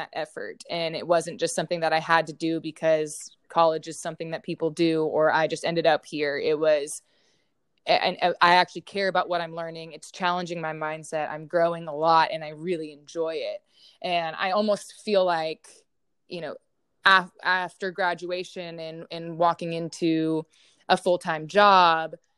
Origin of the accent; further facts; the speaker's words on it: Houston, Texas, United States; now in Austin, United States; I'm originally from Houston, Texas